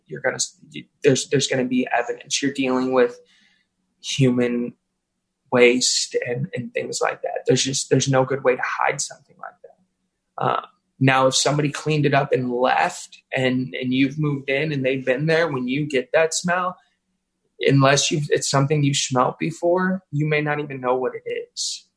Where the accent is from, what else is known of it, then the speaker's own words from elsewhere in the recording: St. Louis, Missouri, United States; I was born and raised in South St. Louis.